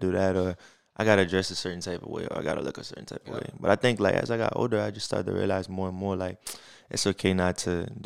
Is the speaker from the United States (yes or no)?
yes; New Orleans, Louisiana, United States; I'm definitely from New Orleans